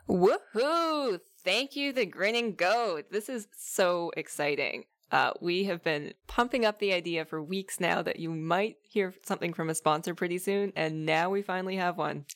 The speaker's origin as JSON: {"language": "English", "town": "Ottawa", "region": "Ontario", "country": "Canada", "tie": "born or raised there", "said": "in Ottawa, my hometown"}